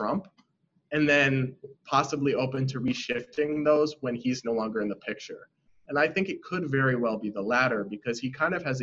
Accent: Massachusetts, United States; I'm from Massachusetts. You can't find a bluer state.

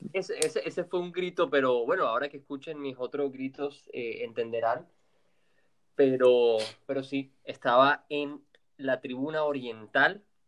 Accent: Colombia; somos colombianos

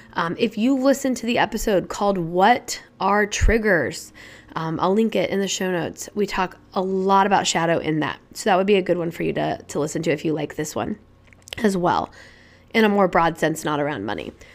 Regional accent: Indianapolis, Indiana, United States; also born or lived in Chicago / Boston / Colorado; now in New Hampshire, United States; I'm initially from Indianapolis, Indiana, and I now live in New Hampshire

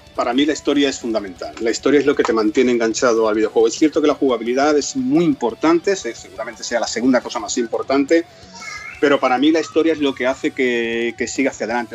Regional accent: Cádiz, Andalusia, Spain; moved away as an adult; also born or lived in Toledo

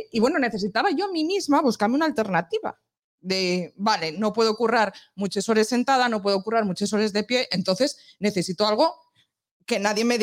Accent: La Viana / La Corredoria, Asturias, Spain; Y no solo de la Viana, tengo que decir que soy de la Correoria

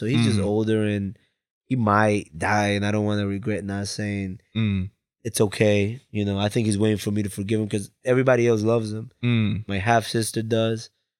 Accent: Bridgeport, Connecticut, United States; It's like, I'm here. I'm from Bridgeport.

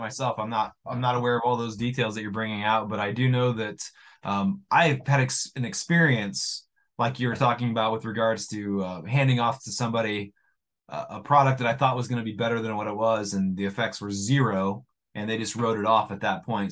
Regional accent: United States; I'm an American

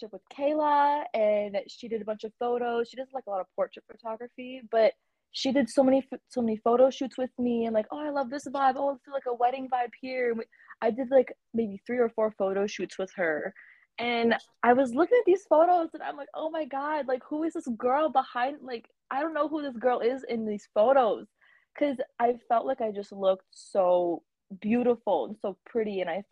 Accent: Tampa, Florida, United States; I'm a model from Tampa, Florida.

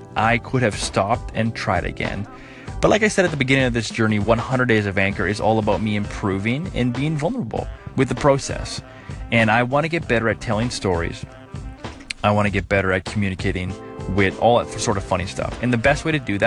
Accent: New Brunswick, Canada; I was born in New Brunswick along the East Coast

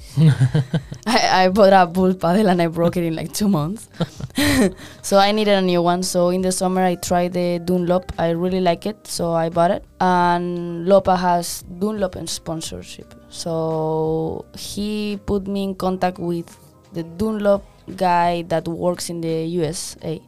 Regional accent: Madrid, Community of Madrid, Spain; moved away as an adult; also born or lived in New York / Memphis; now in San Diego, United States; I'm from Spain, Madrid

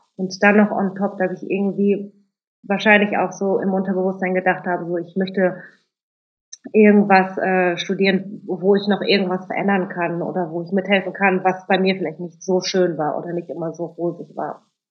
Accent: Germany; also born or lived in Cologne; unsere Eltern kommen aus Indonesien, wir sind in Deutschland geboren, mein Bruder und ich.

